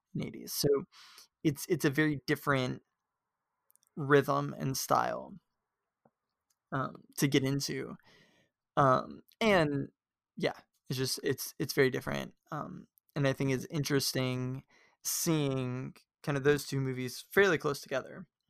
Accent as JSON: {"language": "English", "region": "the South", "country": "United States", "tie": "born or raised there", "said": "we come from the South"}